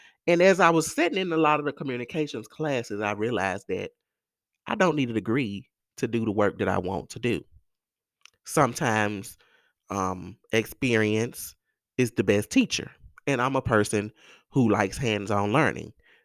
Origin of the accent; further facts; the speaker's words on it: Mississippi Delta, United States; in the Mississippi Delta, in the South, who grew up like me